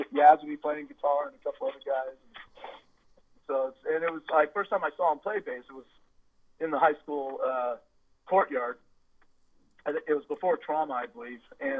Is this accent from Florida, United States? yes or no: no; Castro Valley, California, United States; we grew up in Castor Valley